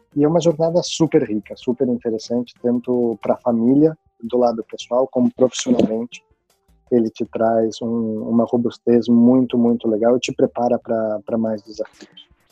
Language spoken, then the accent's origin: Portuguese; Brazil; moved away as an adult; eu até hoje me sinto, mesmo estando fora do Brasil já